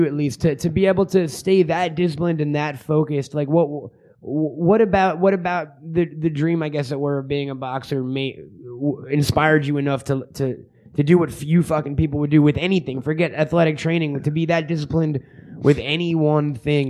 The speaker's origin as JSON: {"language": "English", "country": "United States", "said": "I'm obviously from America"}